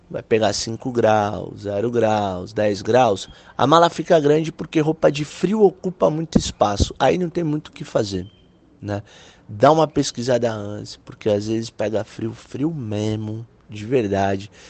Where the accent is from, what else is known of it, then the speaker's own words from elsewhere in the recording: Brazil; Eu sou do Brasil, mano. Ah, tá tirando aqui, é terceiro mundo.